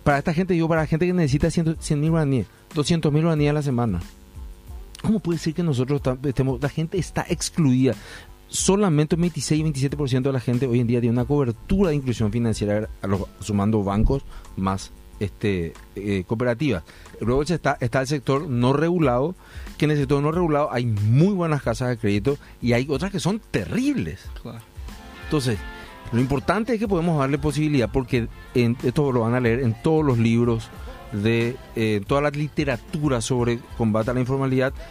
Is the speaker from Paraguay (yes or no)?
yes; Asunción, Paraguay; nosotros que fuimos criados y criados en Asunción